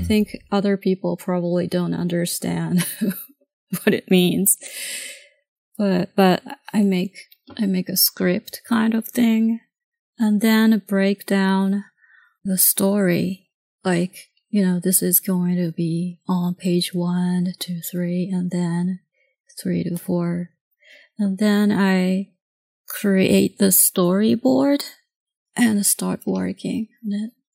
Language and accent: English; Tokyo, Japan; English is a second language; moved away as an adult; now in United States; I grew up in Tokyo until I was eleven